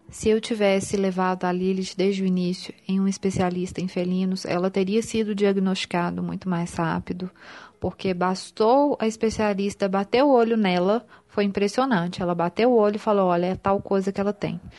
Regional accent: Belo Horizonte, Minas Gerais, Brazil; eu sou de Belo Horizonte

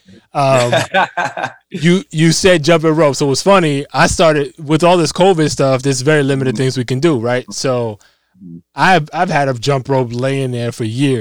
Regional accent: New York City, New York, United States; moved away; also born or lived in California; me being from the Bronx

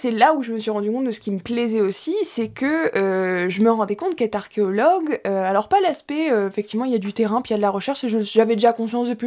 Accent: Louviers, Normandy, France; moved away as an adult; now in Rouen, France; je viens de Louviers

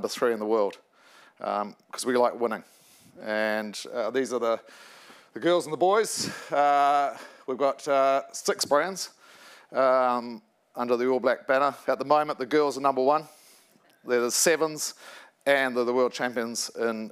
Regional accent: New Zealand; moved away as an adult; now in United Kingdom; this little fat kid growing up in New Zealand

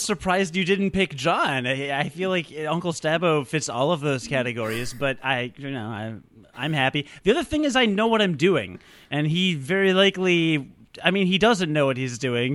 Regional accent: Rockford, Illinois, United States; now in Chicago, United States; I was born in a small hospital in Rockford, Illinois in nineteen eighty-five

